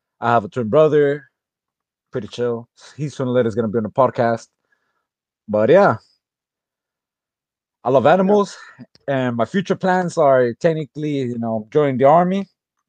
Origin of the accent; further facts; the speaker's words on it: Florida, United States; also born or lived in Honduras; I'm 18 years old. I was born in Florida, 2002, and I moved to Honduras to learn Spanish.